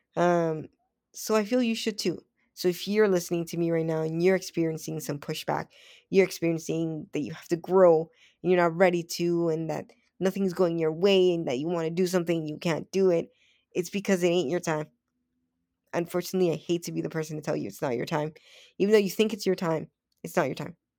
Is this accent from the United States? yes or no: no; Toronto, Ontario, Canada; I grew up on Western Road, but my mom and I, we moved, I think it was one, two, yeah, one, two, three, four times in the same street